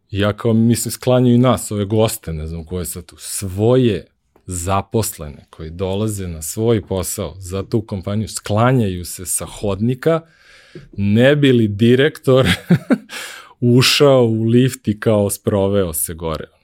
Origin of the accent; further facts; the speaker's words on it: Serbia; moved away as an adult; also born or lived in United States; Kad sam otišao u Ameriku, večito sam bio Srbin, ovaj, nisam nikako mogu da se otarasim iz svog akcenta